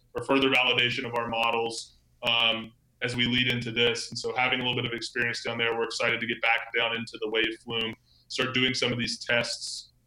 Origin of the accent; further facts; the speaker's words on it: Charleston, South Carolina, United States; I was uh, seven years old in Charleston, South Carolina